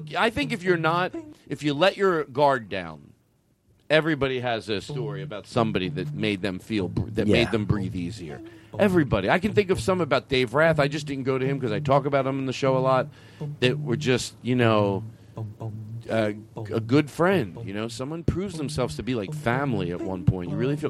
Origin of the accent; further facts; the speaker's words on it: Huntsville, Alabama, United States; from Huntsville, Alabama.